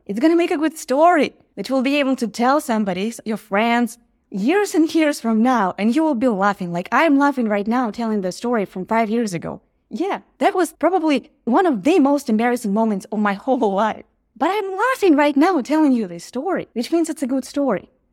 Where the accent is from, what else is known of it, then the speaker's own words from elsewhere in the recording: Ukraine; moved away as an adult; now in Los Angeles, United States; I live in Los Angeles, but we are from Ukraine